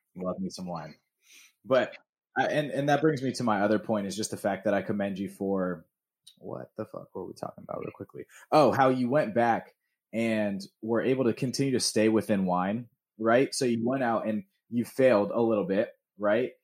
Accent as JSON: {"language": "English", "town": "Atlanta", "region": "Georgia", "country": "United States", "tie": "born or raised there", "said": "growing up in Georgia"}